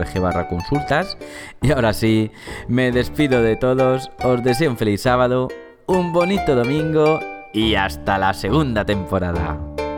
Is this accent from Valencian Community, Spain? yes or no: yes; Valencia, Valencian Community, Spain; sobre mi ciudad natal, ¿no? Sobre Valencia